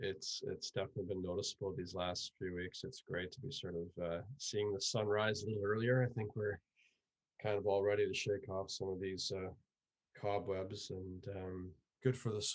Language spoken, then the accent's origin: English; Scotland, United Kingdom; born there; also born or lived in Canada; now in Belfast, United Kingdom; I was born in Scotland and, I've lived in Canada at different points in my life.